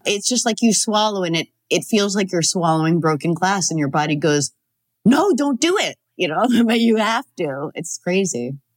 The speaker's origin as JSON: {"language": "English", "region": "New Hampshire", "country": "United States", "tie": "born or raised there", "said": "I grew up in New Hampshire, so I I didn't see a lot of theater other than like community theater."}